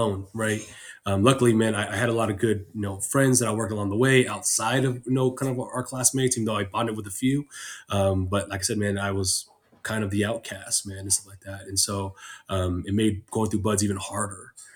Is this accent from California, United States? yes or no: yes; San Diego, California, United States; I'm from San Diego, born and raised.